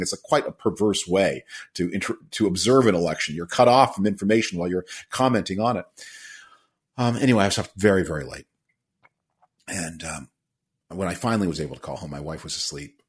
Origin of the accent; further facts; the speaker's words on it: Canada; now in United States; I'm originally from Canada